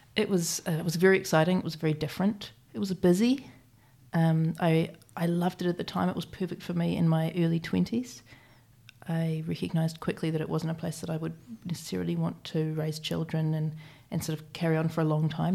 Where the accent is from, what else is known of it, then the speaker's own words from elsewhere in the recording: Christchurch, Canterbury, New Zealand; moved away as an adult; also born or lived in London; I was born here in Christchurch.